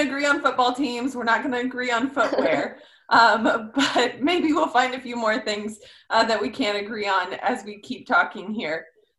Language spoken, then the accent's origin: English; Midwest, United States; So we're all from the Midwest, and this type of agriculture is kind of new to us.